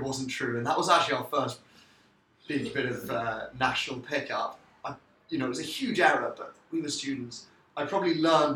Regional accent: London, United Kingdom; I'm from London

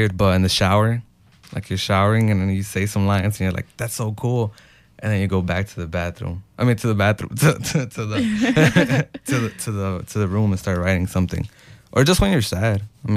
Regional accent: Chicago, Illinois, United States; I'm from Little Village, Chicago, Illinois, 60623

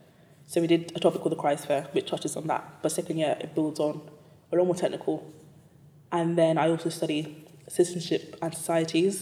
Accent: London, United Kingdom; also born or lived in Cambridge / Newcastle / Silicon Valley; I'm from East London. I went to school in Hackney. I was born and raised there. East London girl through and through.

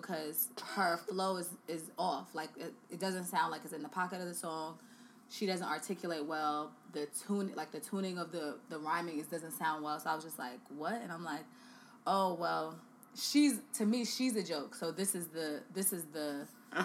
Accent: New York City, New York, United States; I'm also from the Bronx

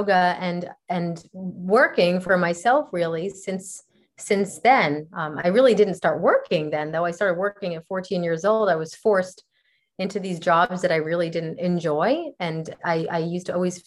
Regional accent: New Jersey, United States; also born or lived in Costa Rica; now in Los Angeles, United States; I'm originally from New Jersey on the East Coast of the United States

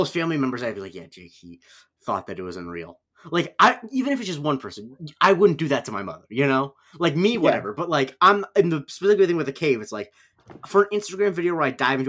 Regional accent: Charlotte County, Florida, United States; my hometown county used to be the oldest county in the country, median age wise. Mm-hmm. So, like the median age of Charlotte County

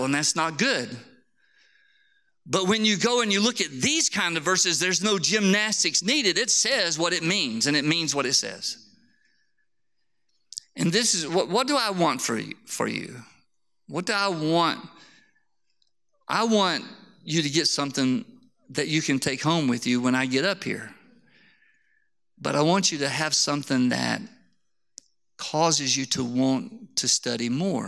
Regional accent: Harpersville, Alabama, United States; moved away; I came from Harpersville, Alabama. I don't even have good English, let alone Greek

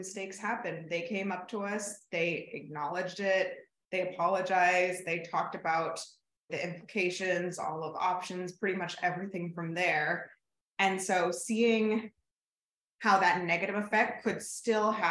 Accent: Pittsburgh, Pennsylvania, United States; moved away as an adult; also born or lived in Chicago / Connecticut; I grew up in Pittsburgh, big Steelers fan

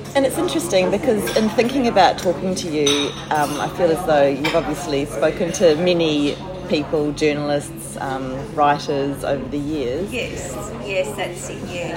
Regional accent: New Zealand; also born or lived in France; a New Zealander living in France for a year

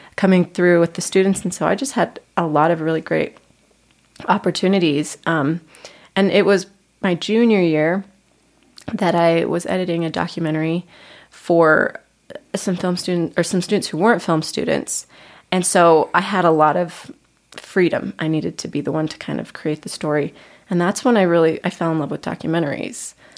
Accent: Lehi, Utah, United States; I am originally from Lehi, Utah.

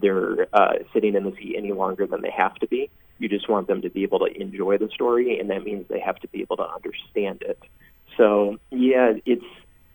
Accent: Panama, New York, United States; I'm from Panama, New York.

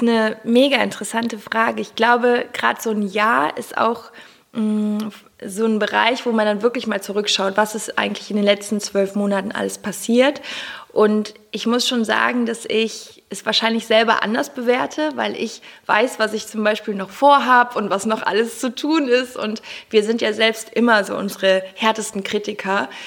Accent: Cologne, North Rhine-Westphalia, Germany; ich komme aus Köln

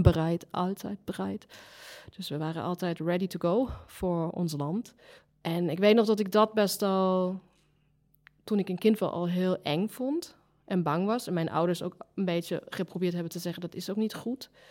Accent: Germany; Dutch is a second language; moved away; ik kom ook uit de DDR

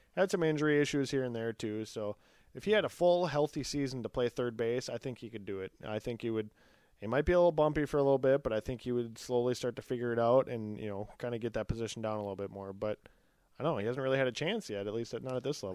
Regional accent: Eden Prairie, Minnesota, United States; where Todd and I grew up in Eden Prairie

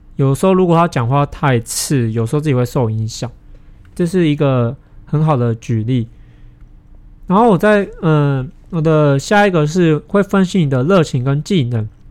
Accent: Taiwan; 可能我是台湾人

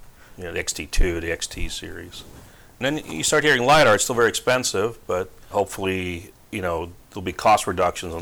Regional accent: New Jersey, United States; moved away as an adult; also born or lived in Palm Springs, California; now in California, United States

